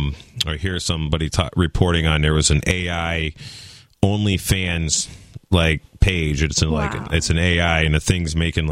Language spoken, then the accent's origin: English; Massachusetts, United States; my nationality is a Massachusettsian.